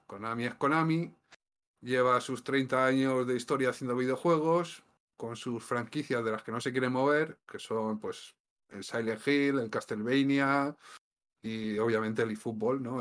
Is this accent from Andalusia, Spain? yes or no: no; Valencian Community, Spain; además vivimos cerca, porque los dos somos valencianos